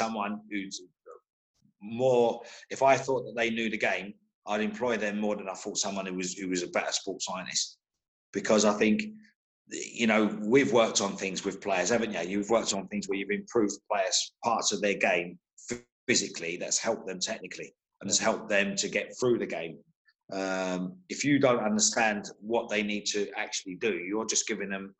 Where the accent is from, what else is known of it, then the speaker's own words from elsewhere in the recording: London, United Kingdom; also born or lived in Birmingham; I grew up in Holloway, which is a massive Irish fraternity there